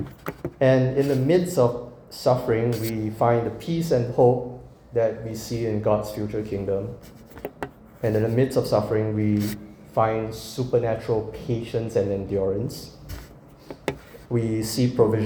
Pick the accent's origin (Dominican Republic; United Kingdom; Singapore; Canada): Singapore; moved away; I'm from Singapore